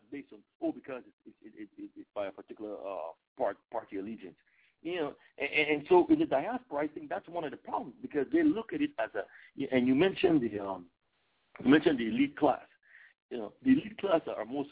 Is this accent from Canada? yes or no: no; Belize; we are an English-speaking country